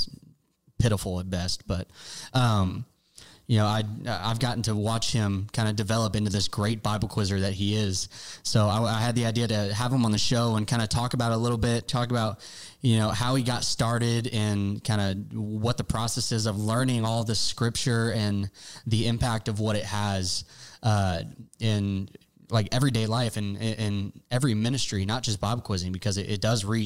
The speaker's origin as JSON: {"language": "English", "town": "Bloomington", "region": "Illinois", "country": "United States", "tie": "born or raised there", "said": "We grew up in Bloomington, Illinois together"}